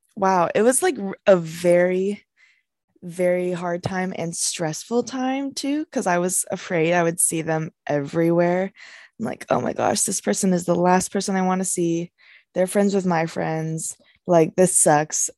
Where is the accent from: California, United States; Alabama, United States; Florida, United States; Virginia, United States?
California, United States; San Luis Obispo; growing up here, I really wanted to branch out, you know, I wanted to leave my hometown